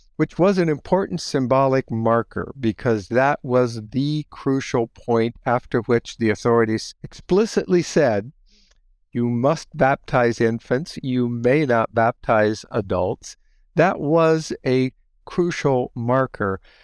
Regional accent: Holmes County, Ohio, United States; moved away as an adult; also born or lived in Chicago, Illinois; now in Goshen, United States; I grew up in Holmes County, Ohio

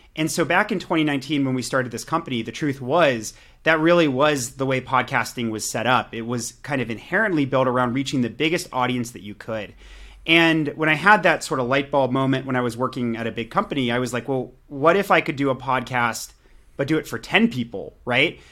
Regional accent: Pittsburgh, Pennsylvania, United States; now in Santa Monica, United States; I live in Santa Monica, California, uh, but I'm from Pittsburgh, Pennsylvania

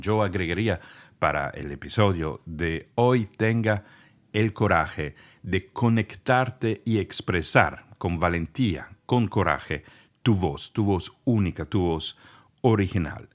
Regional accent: Italy; first language Italian; Spanish is a second language; moved away

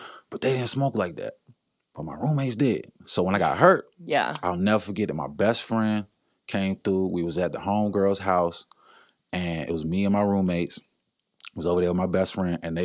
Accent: Maryland, United States; also born or lived in Washington, D.C.; I was born in D.C., raised in Maryland

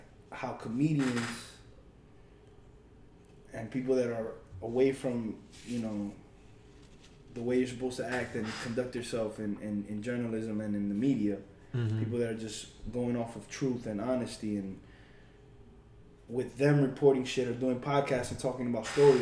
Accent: Miami, Florida, United States; I grew up in Miami

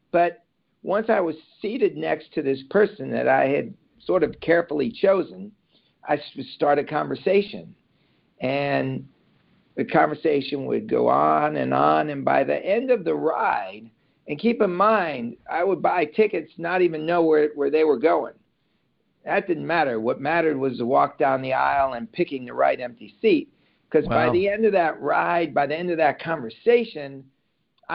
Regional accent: New York City, New York, United States; also born or lived in Long Island; now in Los Angeles, United States; originally from Brooklyn, New York, and I grew up in New York between Brooklyn and Long Island

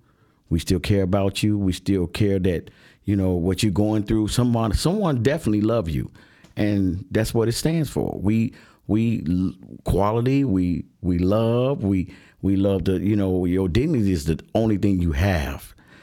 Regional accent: Chicago, Illinois, United States; Being an 8-year-old growing up in Allgill Gardens, which is a project on the south side of Chicago on 130th, right off the Doherty Road. We grew up poor.

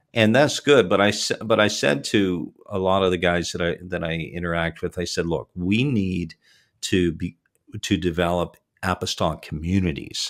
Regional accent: Toronto, Ontario, Canada; born or raised there; moved away

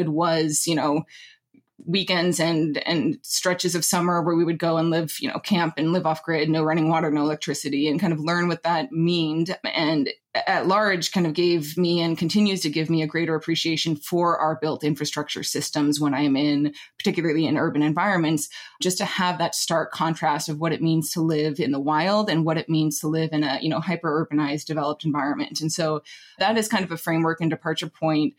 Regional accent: Anchorage, Alaska, United States; moved away; I did grow up in Anchorage, Alaska

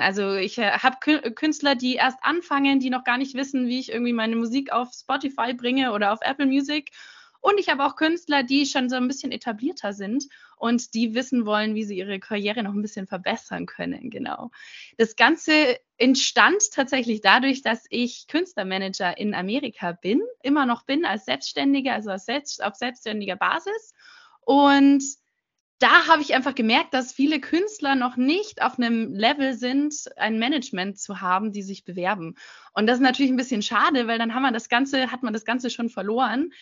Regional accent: Munich, Bavaria, Germany; also born or lived in London / Los Angeles; ich komme original aus München und lebe aktuell gerade in München

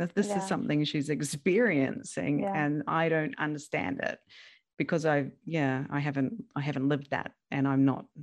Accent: New Zealand; now in Fukushima, Japan; I'm a New Zealander living in Japan.

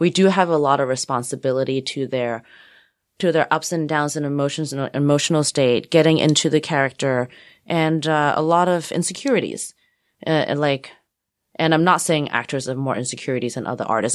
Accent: Hong Kong; moved away; also born or lived in Texas; I grew up mostly in Hong Kong before the handover

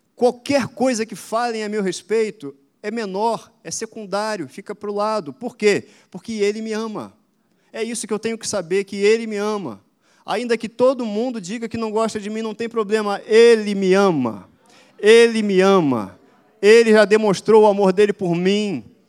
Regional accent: Caxias, Brazil; eu sou, inclusive, de Caxias, não sei se todo mundo sabe. Eu e Ludmila, a gente é daqui de Caxias. Cresci aqui perto, na Rua Ouro Preto, brincava aqui, joguei muita bola aqui na praça. Enfim, sou criado aqui em Caxias

